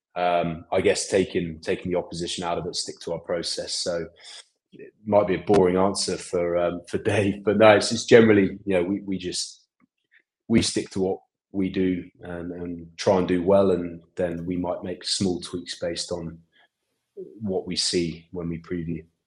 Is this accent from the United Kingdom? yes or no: yes; England, United Kingdom; now in Boston, United States; I'm English